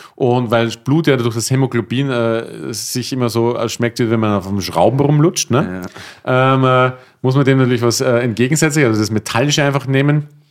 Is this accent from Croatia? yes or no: no; Austria; moved away; bei uns in Österreich